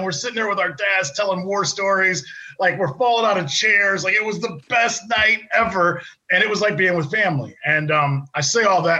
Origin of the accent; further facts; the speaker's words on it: Akron, Ohio, United States; I grew up in Akron